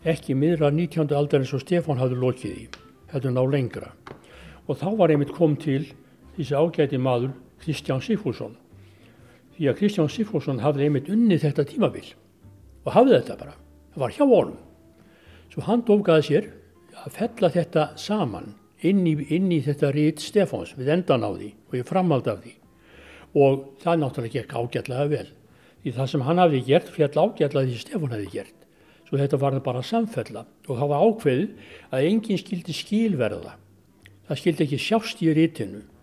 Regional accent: Reykjavík, Capital Region, Iceland; ég er ættaður úr Þingaðasíslu og, og Þrangovatarsíslu og Hólfslipi Reykjavík

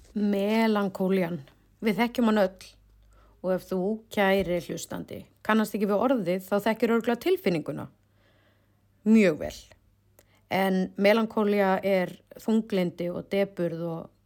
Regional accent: Iceland; also born or lived in Oslo, Norway; við erum frá Íslandi

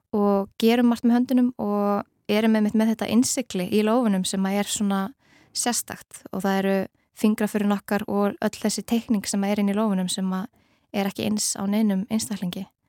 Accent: Iceland; við Íslendingar

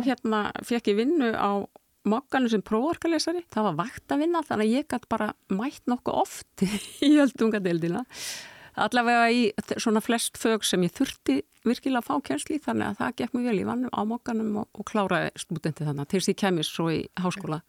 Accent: Reykjavík, Capital Region, Iceland; svo flyttum við í Norðurmýruna þegar ég er svona eitthvað rétt rúmlega tvekkjára

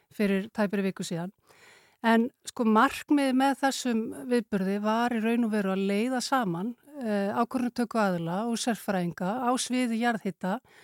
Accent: Iceland; Við erum náttúrulega Íslendingar

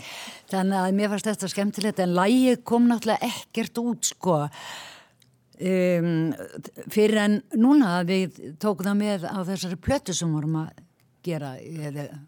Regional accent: Ísafjörður, Westfjords, Iceland; moved away; also born or lived in Reykjavík; ég er frá Ísafjörði

